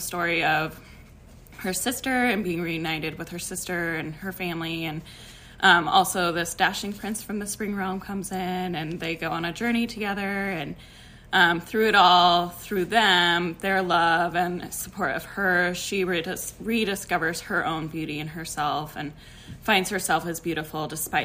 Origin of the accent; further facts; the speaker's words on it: Denver, Colorado, United States; I am from Denver, Colorado